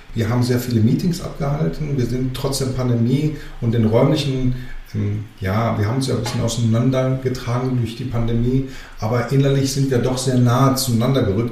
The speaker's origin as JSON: {"language": "German", "country": "Germany", "tie": "born or raised there", "also_born_or_lived": "Greece / Athens / Thessaloniki", "said": "ich komme aus Griechenland ursprünglich, bin gebürtiger Grieche, aber in Deutschland geboren"}